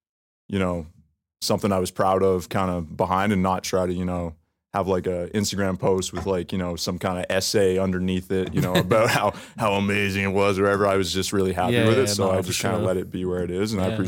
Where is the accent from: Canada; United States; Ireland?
Canada; Toronto, Ontario; Grew up in Toronto, grew up close to here, Yonge and Davisville, Yonge and Eglinton.